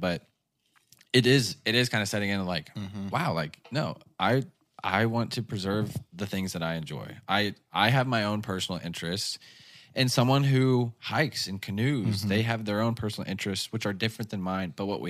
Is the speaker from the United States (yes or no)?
yes; United States; I'm so American